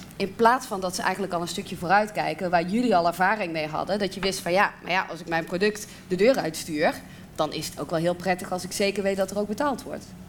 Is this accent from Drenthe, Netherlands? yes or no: no; South Limburg, Netherlands; ik kom uit Zuid-Limburg